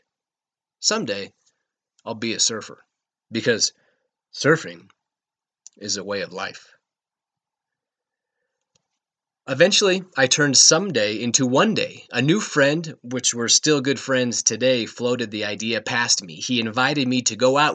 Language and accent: English; Rocky Mountains, United States; moved away as an adult; also born or lived in Redondo Beach, Los Angeles; I grew up in the Rocky Mountains. I spent most of my life in the mountains.